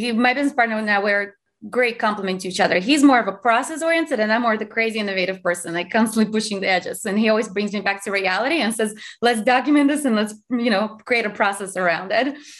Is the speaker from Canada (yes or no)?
no; Azerbaijan; English is a second language; now in United States; I'm from Azerbaijan, which used to be part of USSR